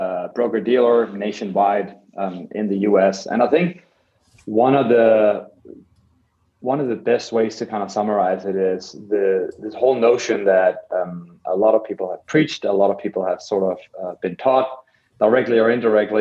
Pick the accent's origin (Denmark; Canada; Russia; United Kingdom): Denmark; Copenhagen, Capital Region of Denmark; moved away; I grew up in Copenhagen in Denmark